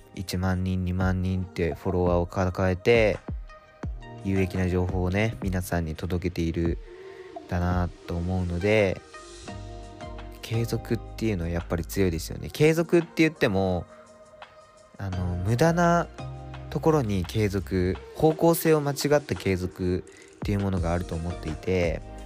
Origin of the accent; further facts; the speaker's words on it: Japan; moved away as an adult; now in Tokyo, Japan; 国境の島から急に東京に上京してきた大学生